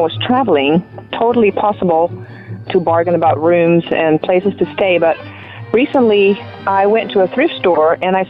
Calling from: Tennessee, United States; We're calling from Tennessee.

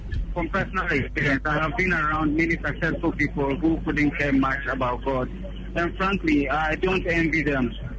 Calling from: Tema, Greater Accra, Ghana; I'm calling from Tema.

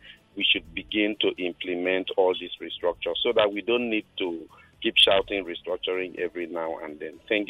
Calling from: Victoria Island, Lagos, Nigeria; I'm calling from Victoria Island.

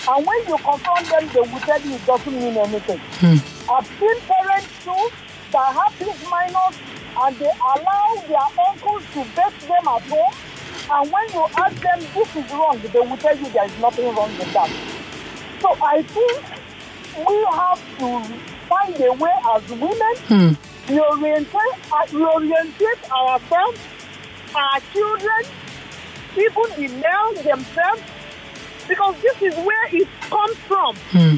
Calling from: Yaba, Lagos, Nigeria; I'm calling from Yaban.

